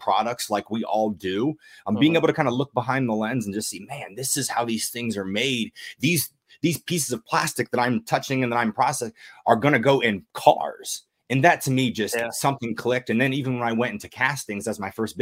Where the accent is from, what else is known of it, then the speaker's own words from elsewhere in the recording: United States; I'm all about being American